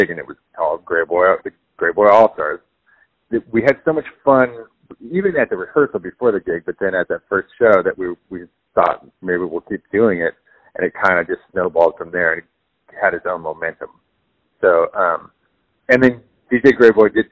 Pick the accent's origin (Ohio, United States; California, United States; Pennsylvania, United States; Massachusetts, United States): California, United States; San Diego; I grew up in San Diego, California